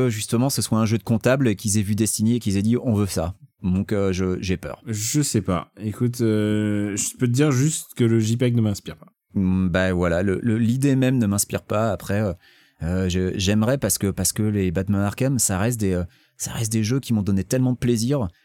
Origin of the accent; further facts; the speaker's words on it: Occitania, France; accent: Toulouse; j'ai un accent toulousain et je ne crois pas que Charles Pasqua il soit toulousain.